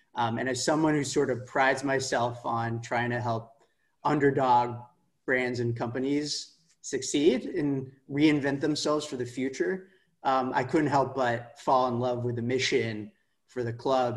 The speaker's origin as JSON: {"language": "English", "town": "Palo Alto", "region": "California", "country": "United States", "tie": "born or raised there", "said": "I'm from Palo Alto, uh, which is sort of the heart of Silicon Valley"}